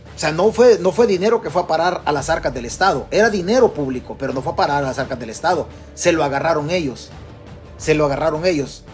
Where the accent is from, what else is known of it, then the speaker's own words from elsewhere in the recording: Chalatenango, El Salvador; moved away; De nuestro pueblo, de nuestro pueblo en Chalatenango